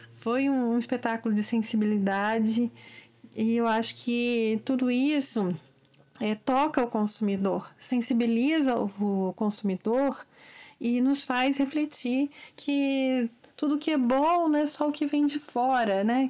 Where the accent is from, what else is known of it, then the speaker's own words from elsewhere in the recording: Brazil; um olhar como brasileiros em geral